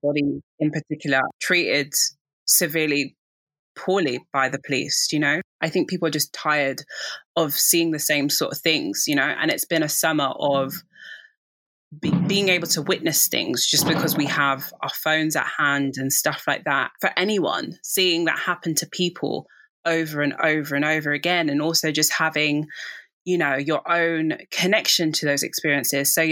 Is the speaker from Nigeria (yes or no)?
yes; Nigeria; being a Nigerian myself